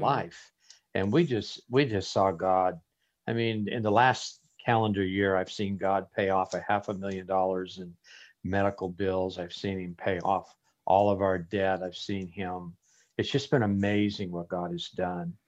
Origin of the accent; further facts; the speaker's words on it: Las Vegas, Nevada, United States; moved away as an adult; also born or lived in Phoenix, Arizona; I was born and raised in Las Vegas, Nevada, and I moved to Arizona to continue my studies at a Bible college